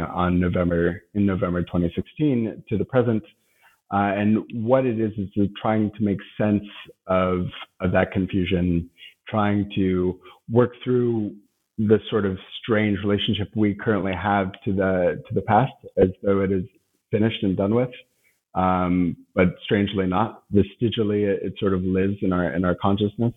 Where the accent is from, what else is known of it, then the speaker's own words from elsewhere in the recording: United States; now in Berlin, Germany; as an American living in Berlin